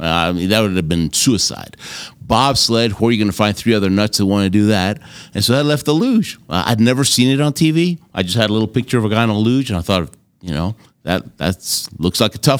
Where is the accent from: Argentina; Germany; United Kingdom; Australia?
Argentina; born there; And I happened to tell him that I was born in Argentina.